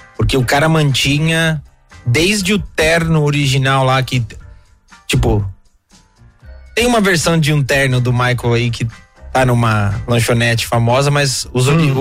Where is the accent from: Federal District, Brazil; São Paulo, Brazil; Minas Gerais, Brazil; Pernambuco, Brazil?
São Paulo, Brazil; Guarulhos; cresci em Guarulhos